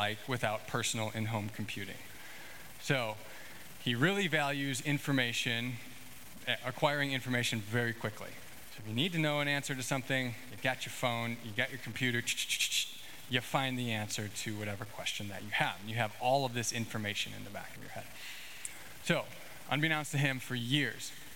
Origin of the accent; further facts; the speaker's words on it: Illinois, United States; I grew up in Illinois